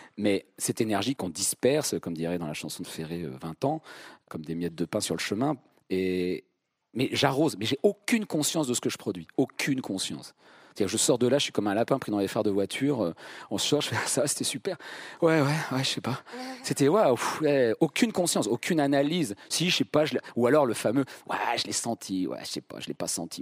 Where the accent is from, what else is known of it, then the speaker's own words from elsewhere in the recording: Vierzon, Centre-Val de Loire, France; moved away; je viens de Vierzon